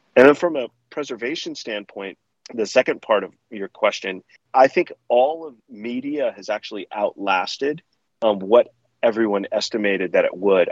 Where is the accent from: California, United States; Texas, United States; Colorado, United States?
California, United States; Palo Alto; growing up in Palo Alto when I did